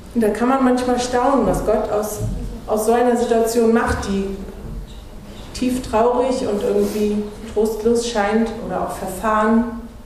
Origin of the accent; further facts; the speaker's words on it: Anklam, Mecklenburg-Vorpommern, Germany; moved away; ich komme ja aus Anklam, in der landeskirchlichen Gemeinschaft hatten wir einen Prediger